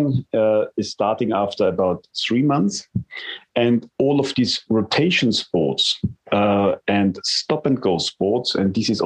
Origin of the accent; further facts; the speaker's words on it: Vienna, Austria; I come from Vienna, the home spot is definitely the Neusiedler See